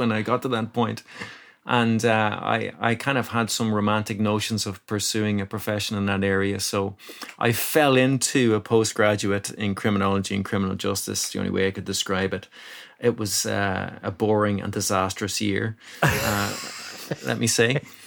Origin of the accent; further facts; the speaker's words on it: Ratoath, Leinster, Ireland; now in Dublin, Ireland; I grew up in County Meath